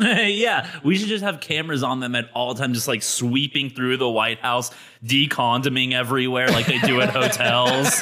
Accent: United States; As an American

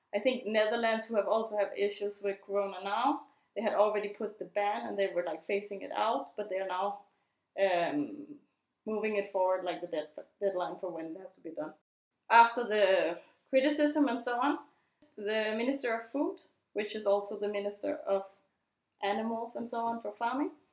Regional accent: Denmark; the founder of Comit, and I'm from Denmark.

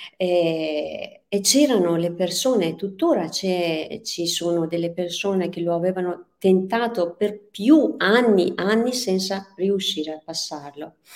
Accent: Tehran, Tehran Province, Iran; Italian is a second language; moved away as an adult; now in Verona, Italy; Io sono persiana iraniana, sono nata e cresciuta a Teheran

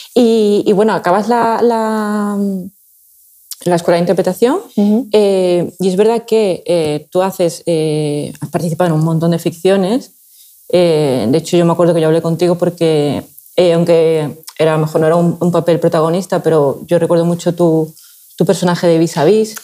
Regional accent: Seville, Andalusia, Spain; now in Valencia, Spain; soy de Sevilla y es verdad que mi padre de pequeña me llevaba al, equipo que había allí

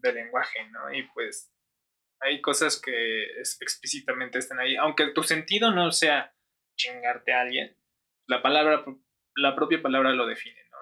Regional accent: San Mateo Zacatipa, State of Mexico, Mexico; yo que soy de San Mateo Zacatipa no tengo las mismas necesidades que las del centro de Toluca

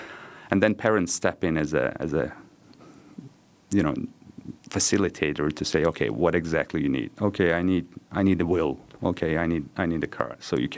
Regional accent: Nepal; born there; I was born in Nepal.

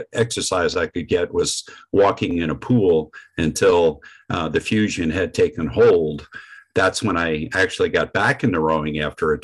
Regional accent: Vermont, United States; I was born in Vermont, so I'm a native New Englander

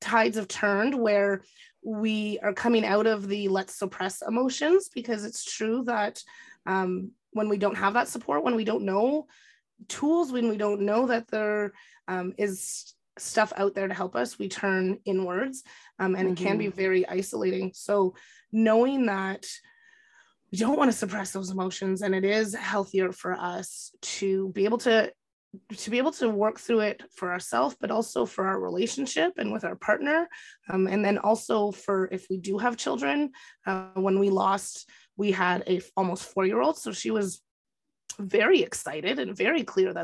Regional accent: Kapuskasing, Ontario, Canada; my hometown, Kapuskasing

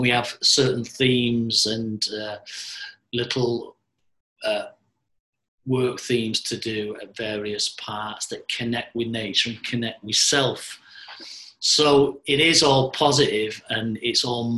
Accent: Manchester, North West England, United Kingdom; born in Manchester, and at the moment I'm 60 years of age

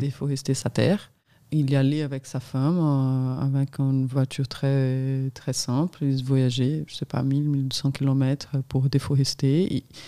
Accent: São Paulo, Brazil; French is a second language; moved away as an adult; also born or lived in Minas Gerais; now in France; j'ai grandi dans cette ville en adolescence, mais j'ai passé toute ma vie à São Paulo

